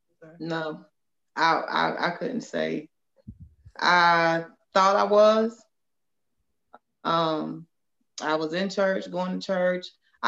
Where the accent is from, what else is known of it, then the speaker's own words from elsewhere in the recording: Lake Wylie, South Carolina, United States; I am from Lake Wylie, South Carolina.